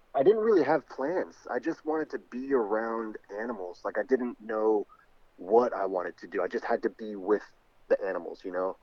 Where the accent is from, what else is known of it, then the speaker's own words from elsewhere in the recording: South Florida, United States; also born or lived in New York; born in New York, but I grew up in Florida